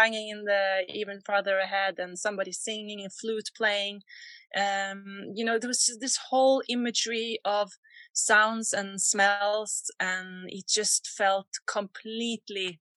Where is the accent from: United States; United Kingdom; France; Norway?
Norway; Borre, Vestfold; also born or lived in Oslo; I grew up in Borre in Norway